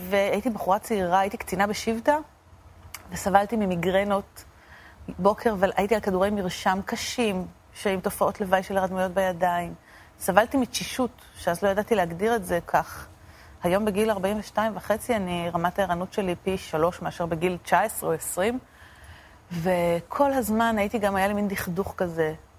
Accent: Argentina; now in Israel; אני נולדתי בארגנטינה, הוריי נולדו בארגנטינה

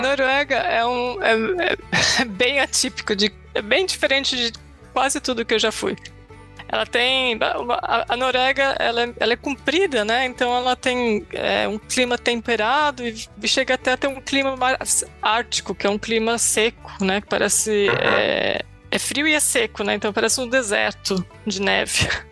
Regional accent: Itu, São Paulo, Brazil; moved away as an adult; now in Norway; eu nasci em Itu, no interior de São Paulo, terra dos exageros, berço da república

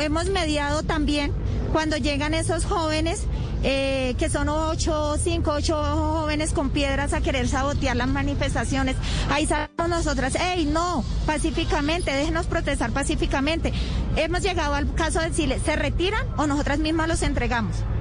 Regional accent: Colombia; nosotras somos colombianas

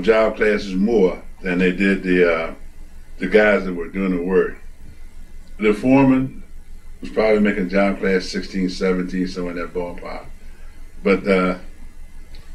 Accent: Sparrows Point, Maryland, United States; moved away as an adult; also born or lived in Baltimore, Maryland; I was born in John Hopkins, but my parents carried me to Sparrows Point when I was about a year and a half old. I stayed at Sparrows Point till 1954

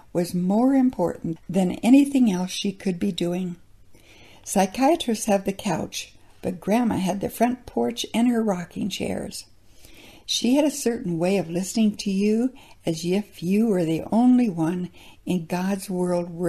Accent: South Dakota, United States; Growing up in South Dakota

